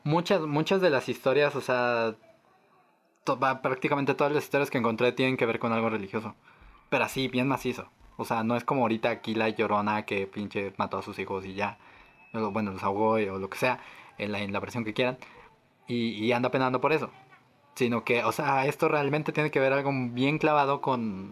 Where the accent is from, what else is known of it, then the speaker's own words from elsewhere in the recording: Mexico; somos mexicanos